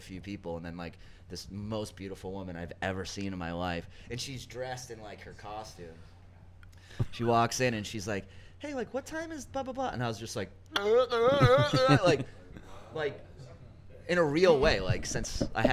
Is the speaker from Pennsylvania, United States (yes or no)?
no; Milton, Massachusetts, United States; also born or lived in South Boston, Massachusetts; I was born there, but I was raised in Milton